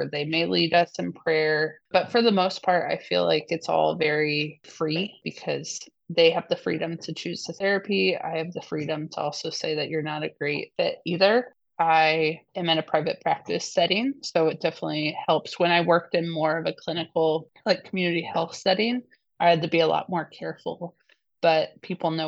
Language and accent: English; Indianapolis, Indiana, United States; I grew up in Indianapolis, Indiana, as a big sister of quadruplet siblings